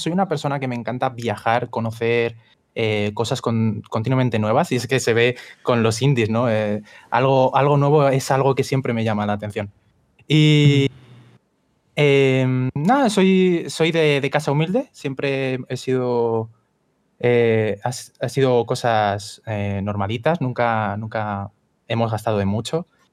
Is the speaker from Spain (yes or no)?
yes; Spain; soy, de España